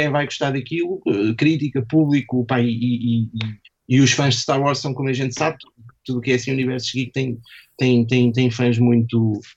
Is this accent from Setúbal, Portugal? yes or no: no; Lisbon, Portugal; Não sou da Brandoa, sou de Lisboa, mesmo.